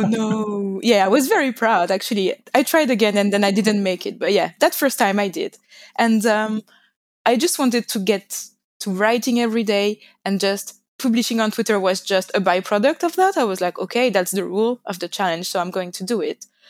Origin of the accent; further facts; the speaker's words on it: France; English is a second language; moved away as an adult; now in London, United Kingdom; As you can hear, I come from France, but I'm currently based in London